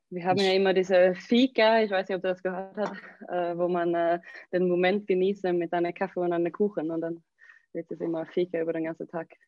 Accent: Skåne, Sweden; Äh, ich komme aus Südschweden. Ähm, meine Eltern wohnen in der Nähe von äh, Malmö. Also wirklich ganz Südschweden.

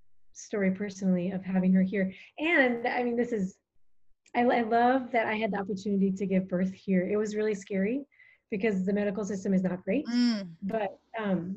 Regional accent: Minnesota, United States; moved away as an adult; now in Djibouti; I'm from Minnesota originally

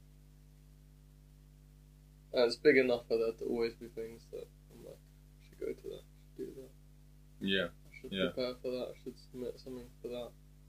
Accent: Hatfield, East of England, United Kingdom; moved away as an adult; now in Leeds, United Kingdom; because I'm from Hatfield

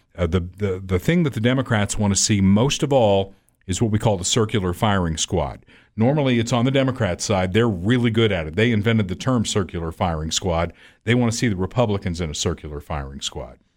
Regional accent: Evansville, Indiana, United States; moved away as an adult; also born or lived in Hartford, Connecticut; now in Kansas City, United States; I grew up in Evansville, Indiana, which is one of the friendliest communities in the world

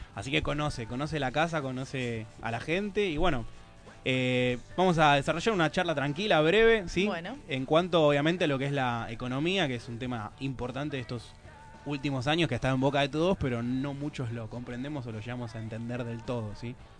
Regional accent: Argentina

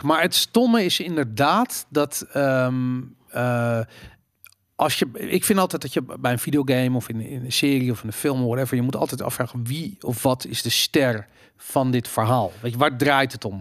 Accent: Amsterdam, North Holland, Netherlands; ik ben opgegroeid in Amsterdam in de jaren 80

